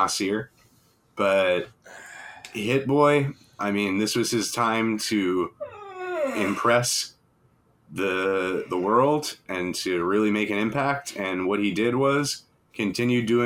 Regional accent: Long Island, New York, United States; also born or lived in Queens, New York; I just rep Long Island because I moved there when I was in second grade

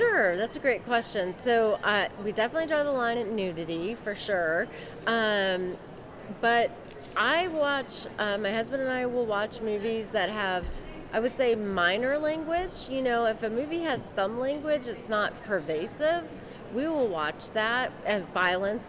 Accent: Northern Virginia, United States; now in Maryland, United States; I grew up in uh, Northern Virginia

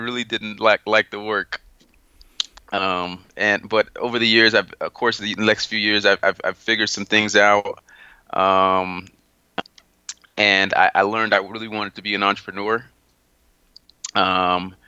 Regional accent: South Florida, United States; also born or lived in Haiti; I'm originally from Haiti. That's my heritage. I was raised in South Florida

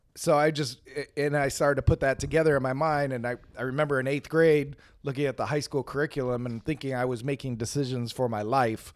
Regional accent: Phoenix, Arizona, United States; I grew up in West Phoenix

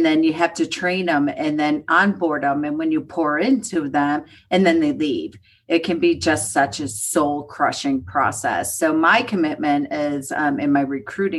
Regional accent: Buffalo, New York, United States; now in Colorado, United States; I grew up in Buffalo, New York, where the sun did not shine for about 6 to 8 months

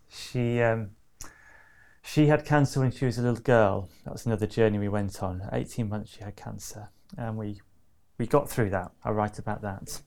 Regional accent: near Manchester, North West England, United Kingdom; also born or lived in Loughborough; I grew up near Manchester

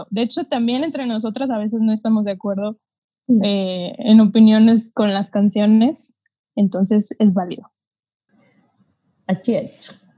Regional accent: Yucatán, Mexico; El acento verdadero soy yo, de Yucatán.

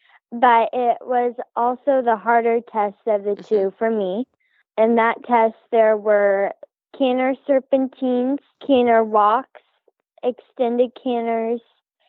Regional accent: Palmyra, Nebraska, United States; I am from Palmyra, Nebraska.

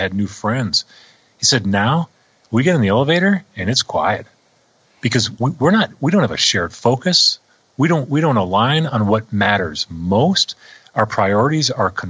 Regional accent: Minnesota, United States; I grew up in Minnesota where, you know, everybody's hockey nuts

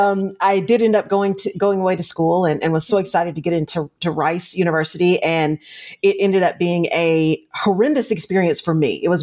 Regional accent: Odessa, Texas, United States; growing up in Odessa, not only that, but I grew up south side

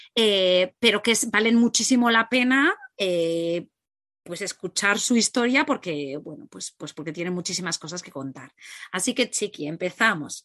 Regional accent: Catalonia, Spain; moved away as an adult; era uno autónomo en Girona, somos catalanes

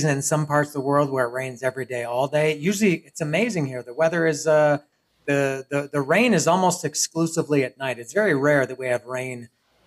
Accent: Toronto, Ontario, Canada; moved away as an adult; also born or lived in Montreal, Quebec; now in Cuernavaca, Mexico; I was born in Montreal, Quebec, French Canada, Quebecois. But I lived most of my life in and around Toronto.

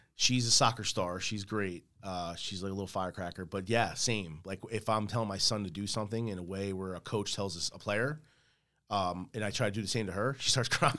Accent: Port Reading, New Jersey, United States; also born or lived in Elizabeth, New Jersey; I grew up in Port Reading.

